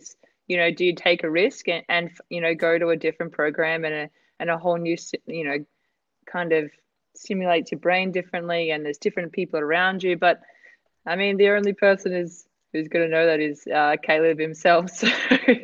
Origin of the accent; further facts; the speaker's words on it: Australia; I'm Aussie